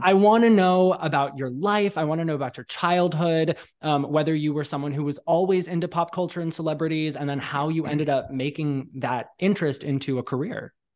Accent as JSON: {"language": "English", "region": "Arizona", "country": "United States", "tie": "born or raised there", "said": "growing up in Arizona"}